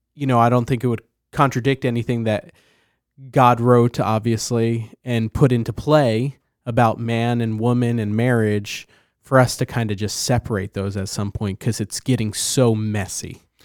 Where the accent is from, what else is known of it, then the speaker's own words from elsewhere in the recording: New Jersey, United States; I'm from New Jersey.